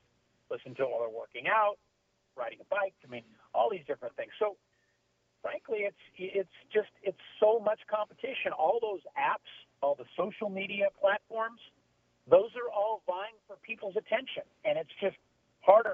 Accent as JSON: {"language": "English", "town": "Long Beach", "region": "California", "country": "United States", "tie": "born or raised there", "said": "I grew up growing up in Long Beach, Los Alamitos"}